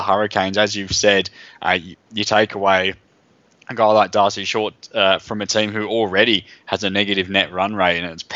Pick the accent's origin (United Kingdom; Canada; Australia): Australia; Perth, Western Australia; I'm from Perth.